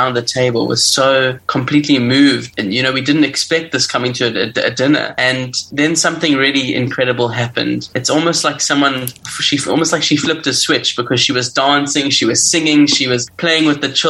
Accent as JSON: {"language": "English", "country": "South Africa", "said": "I'm originally from South Africa"}